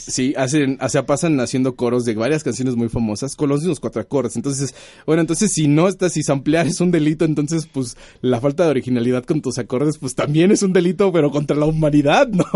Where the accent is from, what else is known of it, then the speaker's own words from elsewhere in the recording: Mexico City, Mexico; moved away as an adult; now in Ciudad Nezahualcóyotl, Mexico; no soy capitalino. Bueno, yo nací aquí, pero yo vivo en Ciudad Neza. desafortunadamente, y afortunadamente, es, fui criado en el Distrito Federal